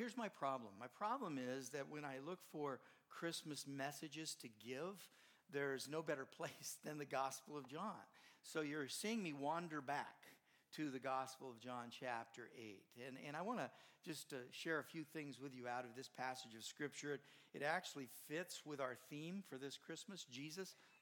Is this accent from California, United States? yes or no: yes; Southern California, United States; moved away; I grew up in Southern California. Don't hold it against me, but that's where I grew up